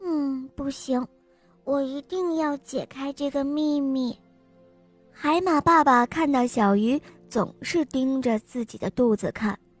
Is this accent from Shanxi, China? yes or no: yes; Taiyuan, Shanxi, China; 我今年四岁了，我来自菜市太原